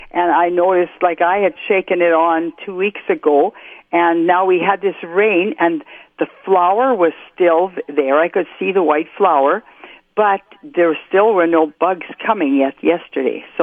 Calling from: Morris, Minnesota, United States; I'm from Morris.

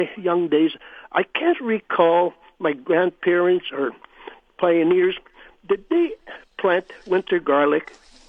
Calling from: Winnipeg, Manitoba, Canada; I am calling from Winnipeg.

